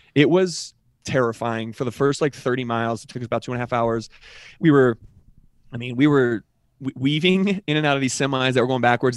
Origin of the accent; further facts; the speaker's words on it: Colorado, United States; I'm from Colorado